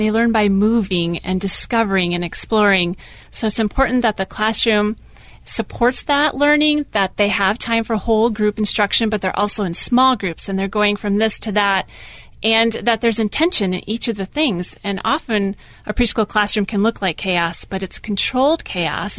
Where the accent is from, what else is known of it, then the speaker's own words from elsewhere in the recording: Minnesota, United States; moved away as an adult; also born or lived in Texas; we're originally from Minnesota.